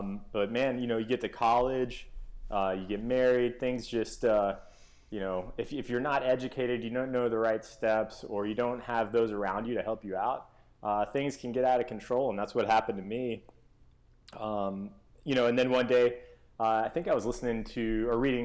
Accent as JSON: {"language": "English", "town": "Memphis", "region": "Tennessee", "country": "United States", "tie": "born or raised there", "said": "I grew up in Memphis, Tennessee."}